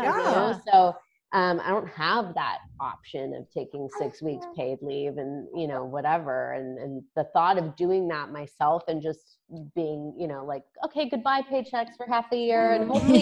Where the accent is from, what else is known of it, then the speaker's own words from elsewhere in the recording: Canada; now in United States; I'm Canadian.